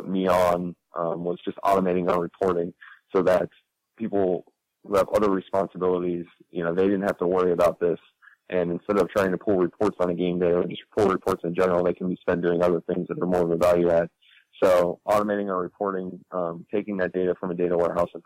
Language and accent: English; Columbus, Ohio, United States; moved away; also born or lived in Chicago; I'm from Columbus, Ohio